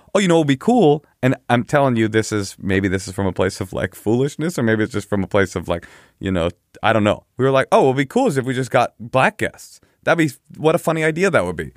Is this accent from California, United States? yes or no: yes; Oakland, California, United States; growing up in Oakland, the cool kids were all black.